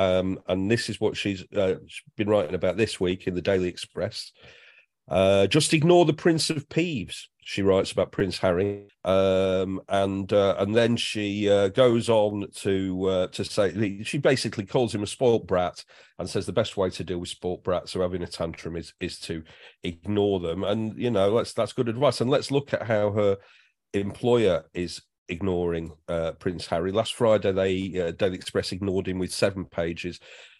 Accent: North West England, United Kingdom; I'm from the Northwest too.

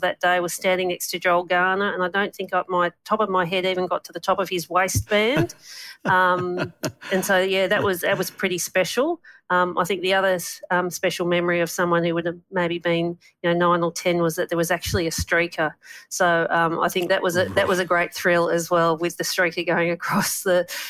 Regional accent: Busselton, Western Australia, Australia; also born or lived in Wheatbelt; I grew up in one of the best places in the world on the beachfront in Busselton.

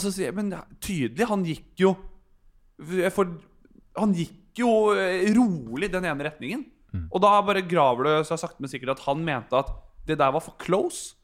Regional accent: Bærum, Akershus, Norway; Jeg er fra Bærum

